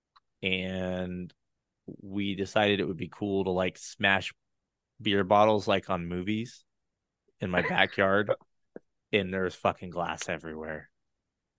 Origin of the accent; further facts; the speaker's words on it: Colorado, United States; I'm from Colorado